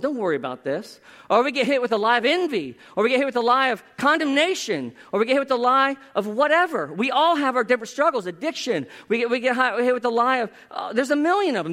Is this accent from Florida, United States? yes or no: yes; South Florida, United States; my hometown. That sounds like I'm from Narnia. Anyway, South Florida